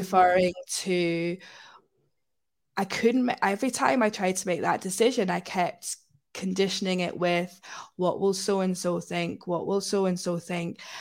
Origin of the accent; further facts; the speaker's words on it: Scotland, United Kingdom; now in Manchester, United Kingdom; I grew up in Scotland